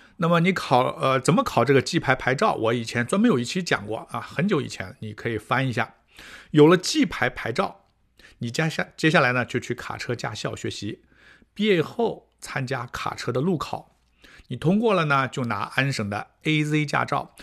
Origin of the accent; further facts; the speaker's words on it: China; now in Canada; 我们中国人比较，啊，吃力的这些项目